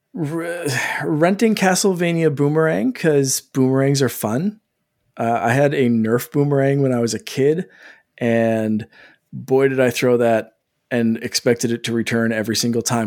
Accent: Canada; I'm Canadian

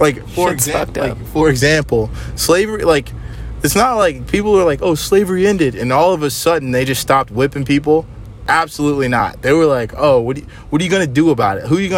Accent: Louisiana, United States; I am from Louisiana.

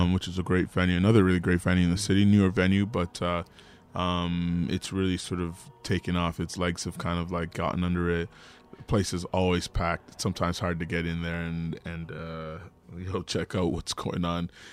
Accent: Toronto, Ontario, Canada; Toronto's such a big city, but for me, growing up in Regent Park

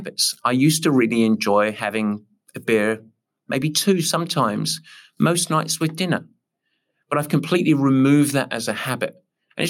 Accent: England, United Kingdom; I'm English

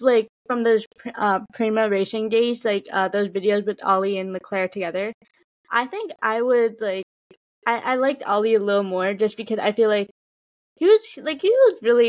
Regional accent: United States; we're both from America

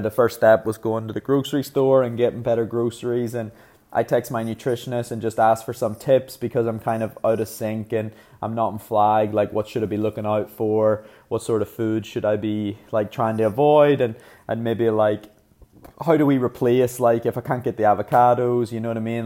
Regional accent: Ireland; being Irish

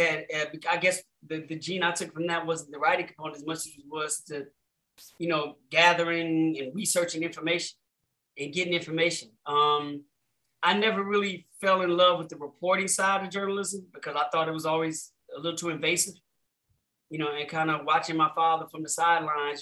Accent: Chicago, Illinois, United States; growing up in Chicago

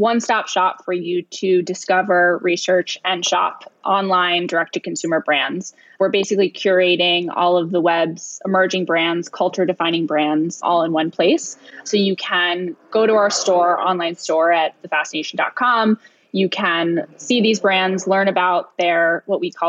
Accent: New York City, New York, United States; I am right now in downtown Manhattan. I actually am born and raised here, so I'm a classic New York City girl

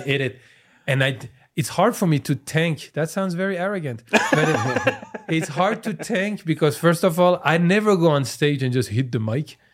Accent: France; accent: French; English is a second language; moved away as an adult; also born or lived in Iran; now in United States; I'm from France, so, until I was nineteen

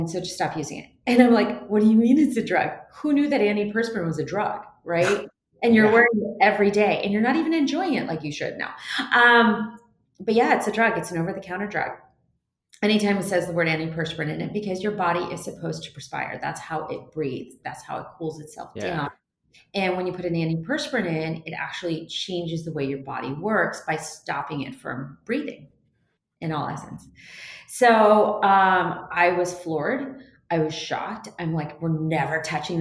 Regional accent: Seattle, Washington, United States; I'm from Seattle

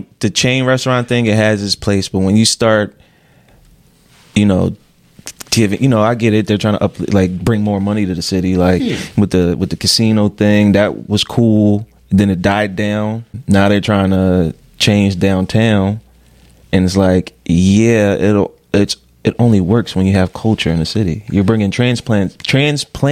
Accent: Philadelphia, Pennsylvania, United States; I'm from Philly

